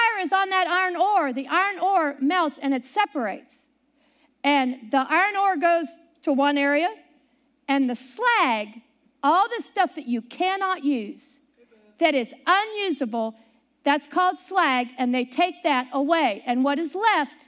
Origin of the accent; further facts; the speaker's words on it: Ohio, United States; also born or lived in Pittsburgh, Pennsylvania; I grew up near Pittsburgh, Pennsylvania. I lived all around there up until I was 6, and then my family moved to Ohio